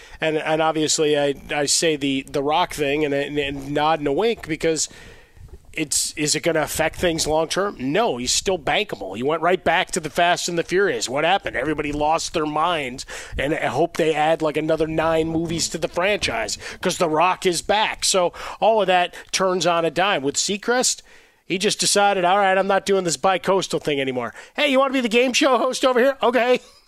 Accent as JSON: {"language": "English", "town": "Chicago", "region": "Illinois", "country": "United States", "tie": "born or raised there", "said": "I mean, the teachers growing up in Chicago, right?"}